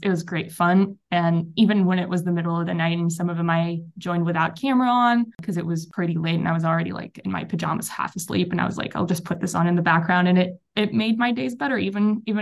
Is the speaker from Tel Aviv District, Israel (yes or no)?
yes; Tel Aviv, Tel Aviv District, Israel; English is a second language; As you can hear by my accent, I am not British. I am from Tel Aviv, which is in Israel